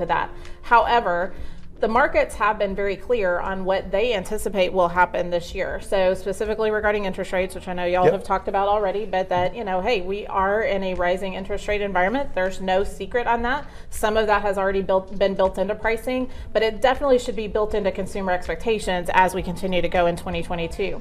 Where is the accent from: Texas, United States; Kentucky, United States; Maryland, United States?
Texas, United States; Arlington; Arlington is home. So I was born in Arlington Memorial and really haven't left